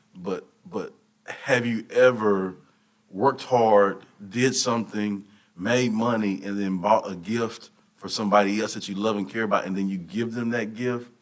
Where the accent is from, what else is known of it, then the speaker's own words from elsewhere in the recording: Hearne, Texas, United States; moved away as an adult; also born or lived in Canyon, Texas / Conroe, Texas; I'm from Hearn, Texas, over by Bryan College Station, small area.